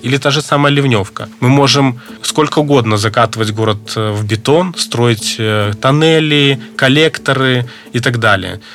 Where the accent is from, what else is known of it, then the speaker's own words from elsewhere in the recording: Belarus; Мы, белорусы, такие очень люди, которые любят свою землю